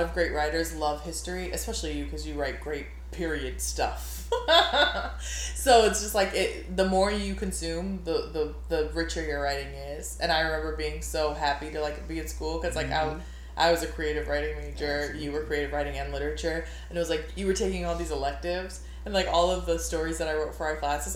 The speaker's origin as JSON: {"language": "English", "town": "New Orleans", "region": "Louisiana", "country": "United States", "said": "we're both from Louisiana, but you're from like a little farther north, more country than like me, and like the deep south, deep deep south in New Orleans"}